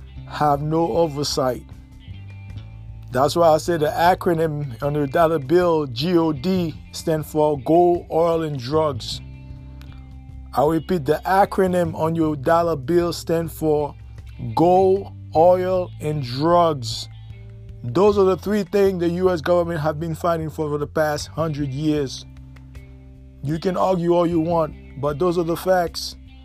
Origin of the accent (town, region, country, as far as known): United States